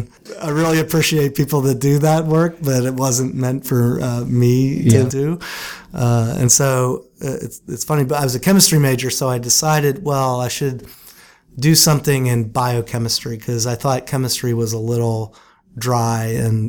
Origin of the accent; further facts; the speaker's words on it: Butler, Pennsylvania, United States; I grew up in Butler, Pennsylvania, which is a steel town just north of Pittsburgh